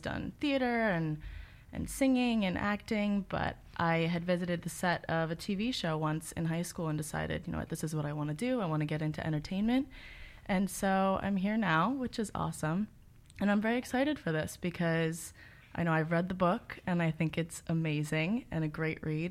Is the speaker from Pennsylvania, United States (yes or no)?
yes; Philadelphia, Pennsylvania, United States; moved away as an adult; now in New York City, United States; I was born and raised in Philadelphia, Pennsylvania, and I moved to New York City to become a film major at Fordham University